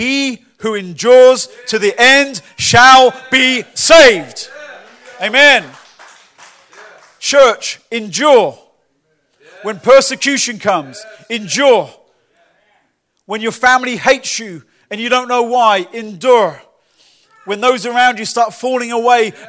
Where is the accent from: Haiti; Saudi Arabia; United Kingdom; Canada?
United Kingdom; Lee-on-the-Solent, England; now in Winter Garden, United States; my hometown, Leon-the-Saône in England, in the school that I used